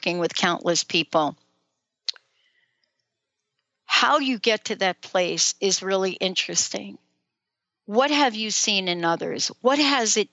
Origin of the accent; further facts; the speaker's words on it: New York City, New York, United States; accent: New York; I grew up as a kid in the Bronx, New York. Can you still hear a little bit of my New York accent there, Dr. Carl?